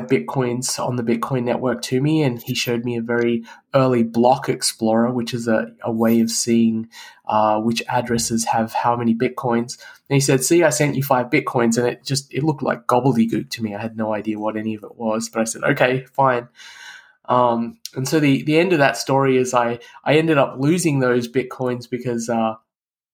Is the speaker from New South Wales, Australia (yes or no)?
no; Canberra, Australian Capital Territory, Australia; moved away as an adult; also born or lived in Adelaide; now in United States; I went back to the city I grew up in, Canberra